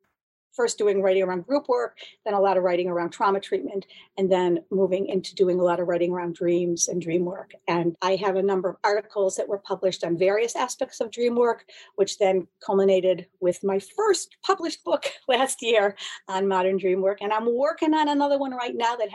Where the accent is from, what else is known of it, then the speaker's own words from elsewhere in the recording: Buffalo, New York, United States; also born or lived in Boston area; now in Boston, United States; I'm originally from Buffalo, New York